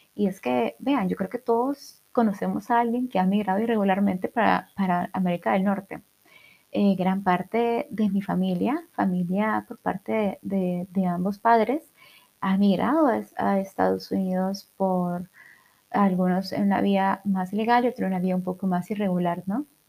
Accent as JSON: {"language": "Spanish", "country": "El Salvador", "said": "soy del Salvador"}